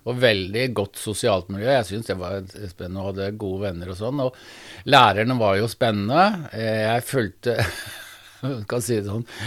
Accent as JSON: {"language": "Norwegian", "town": "Sandefjord", "region": "Vestfold", "country": "Norway", "tie": "born or raised there", "said": "Jeg vokste opp i et eh, arbeiderhjem i Sandefjord"}